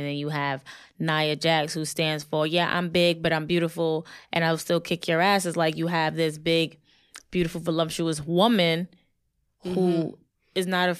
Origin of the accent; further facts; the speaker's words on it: Brooklyn, New York, United States; in my hometown. What up, Brooklyn?